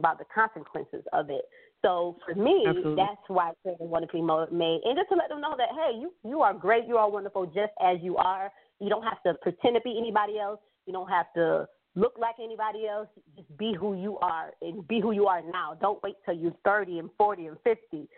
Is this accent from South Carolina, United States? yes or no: no; Rochester, New York, United States; a community organization I created for young girls in my hometown, which I live in Rochester, New York